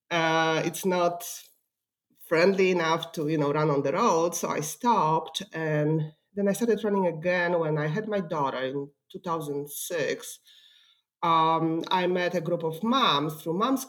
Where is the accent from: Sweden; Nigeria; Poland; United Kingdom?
Poland; English is a second language; also born or lived in California / Washington, D.C.; now in Dayton, United States; I didn't grow up in Ohio. I grew up in Poland, and I came to the U.S. in 1999